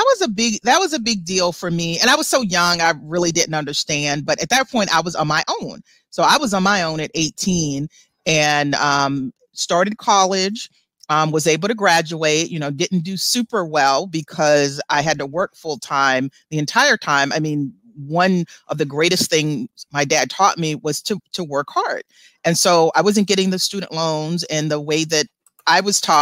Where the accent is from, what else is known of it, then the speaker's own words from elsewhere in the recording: South Carolina and Georgia, United States; I grew up in the South, South Carolina and Georgia.